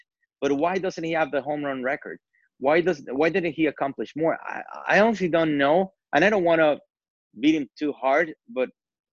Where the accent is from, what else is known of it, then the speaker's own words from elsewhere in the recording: Mexico City, Mexico; English is a second language; moved away as an adult; now in United States; being born and raised in Mexico City, which is a very, very diverse metropolis